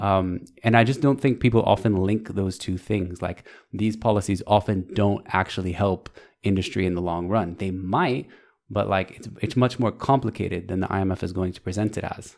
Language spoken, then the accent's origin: English; United States; I'm American